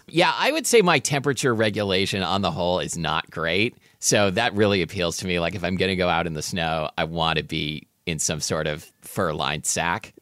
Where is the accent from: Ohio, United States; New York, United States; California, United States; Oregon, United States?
Oregon, United States; Portland; growing up in Portland, Oregon